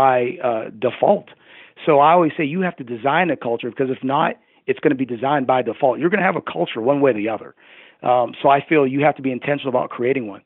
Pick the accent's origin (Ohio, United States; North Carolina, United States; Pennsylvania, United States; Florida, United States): Pennsylvania, United States; Pittsburgh; moved away as an adult; now in Boca Raton, United States; I'm from the Pittsburgh area